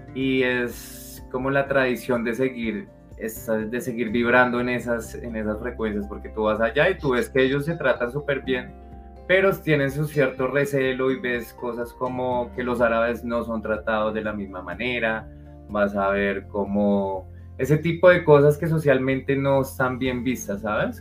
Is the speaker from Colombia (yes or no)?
yes; Colombia; nosotros como colombianos